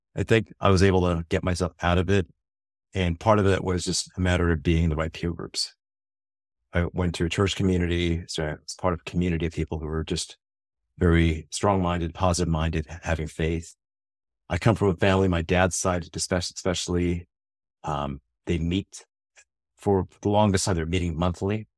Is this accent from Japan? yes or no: no; United States; being an American